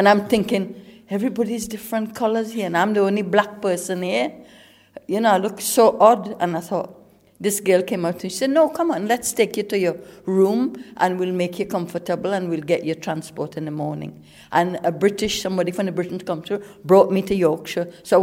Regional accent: Trinidad & Tobago; moved away as an adult; now in England; I came from Trinidad. I was 18 years old. I came in 1968.

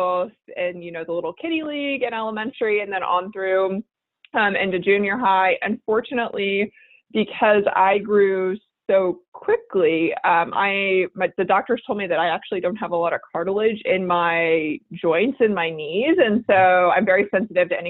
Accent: Houston, Texas, United States; born and raised in Houston, Texas

